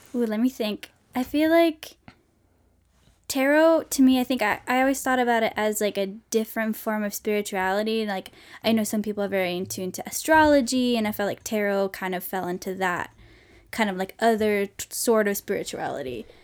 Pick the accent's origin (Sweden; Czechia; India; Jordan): Sweden; moved away as an adult; now in United States; I'm from Sweden